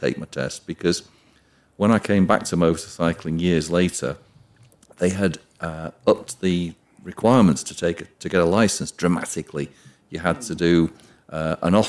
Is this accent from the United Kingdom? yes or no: yes; Cheshire, south of Manchester, North West England, United Kingdom; moved away as an adult; also born or lived in Wing, Buckinghamshire / London; I'm actually from Cheshire